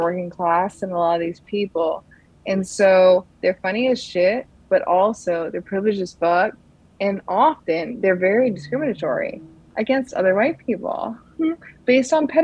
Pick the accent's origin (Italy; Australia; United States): United States; Connecticut; moved away; I'm from Connecticut